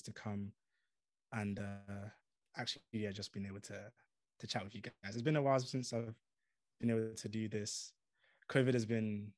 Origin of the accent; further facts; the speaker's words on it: United Kingdom; moved away as an adult; now in United States; as a Brit